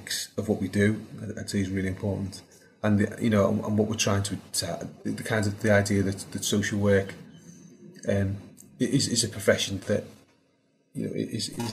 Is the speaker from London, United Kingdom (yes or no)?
no; Liverpool, North West England, United Kingdom; moved away as an adult; also born or lived in St Helena; when I was growing up in Liverpool in the '80s, always out on the estate